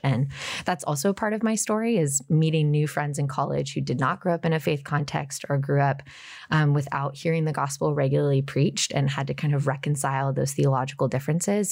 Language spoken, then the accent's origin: English; Portland, Oregon, United States; moved away as an adult; also born or lived in Washington, D.C.; I grew up just outside of Portland, born and raised